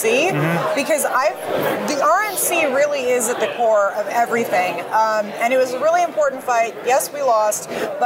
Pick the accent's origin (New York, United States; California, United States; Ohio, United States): California, United States; Los Angeles; moved away as an adult; now in Washington, D.C., United States; I grew up there